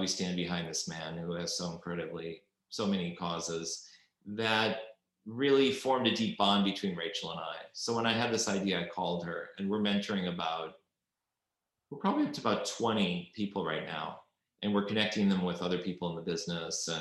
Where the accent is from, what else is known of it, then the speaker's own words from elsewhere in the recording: Midwest, United States; now in New York, United States; when I was first moved to New York. So I was this kid from the Midwest